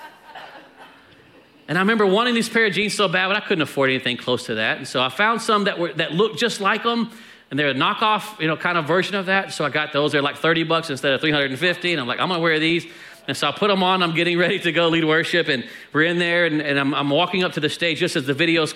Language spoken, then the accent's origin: English; Texas, United States; we're from Texas